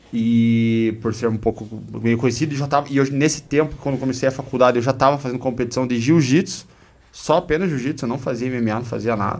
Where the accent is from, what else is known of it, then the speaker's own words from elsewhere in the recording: Guarapuava, Paraná, Brazil; also born or lived in Curitiba / Joinville / São Paulo / Belgium; Sou natural de Guarapuava, nascido e criado